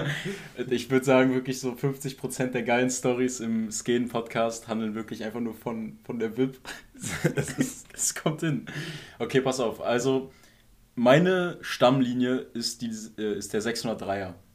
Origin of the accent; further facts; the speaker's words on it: Potsdam, Brandenburg, Germany; als Potsdamer